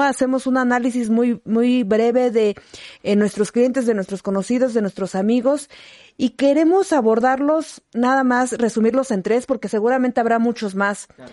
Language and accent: Spanish; Villa de Zaachila, Oaxaca, Mexico; moved away; en mi tierra, en Villa de Sachila